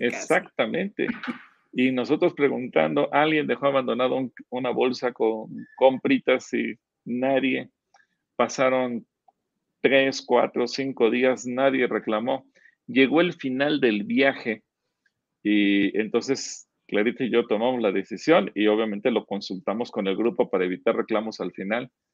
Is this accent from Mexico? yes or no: yes; Mexico; somos mexicanos, a lo mejor reconocemos los defectos y debilidades que tiene nuestro país